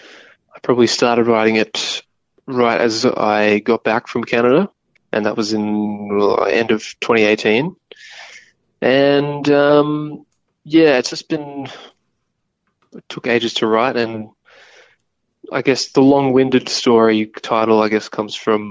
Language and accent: English; Bundaberg, Queensland, Australia; my hometown in Bundaberg, in Queensland